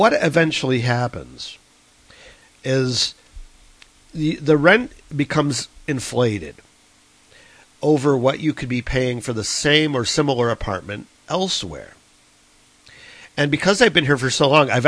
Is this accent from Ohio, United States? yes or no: yes; Cleveland, Ohio, United States; now in Chicago, United States; I was born and raised in Cleveland